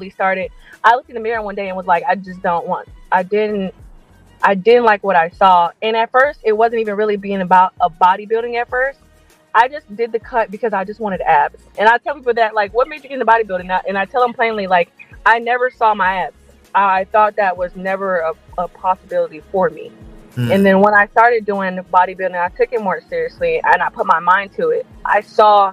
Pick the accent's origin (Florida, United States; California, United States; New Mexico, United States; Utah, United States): Florida, United States; moved away as an adult; now in Hawaii, United States; I'm from Florida